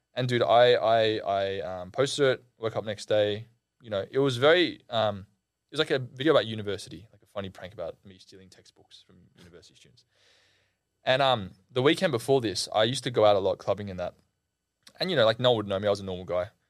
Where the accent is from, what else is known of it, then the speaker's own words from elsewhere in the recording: Australia; I'm Australian